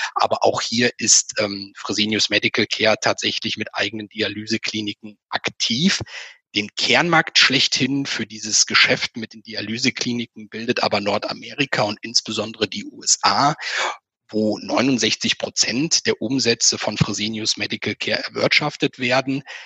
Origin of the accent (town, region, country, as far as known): Germany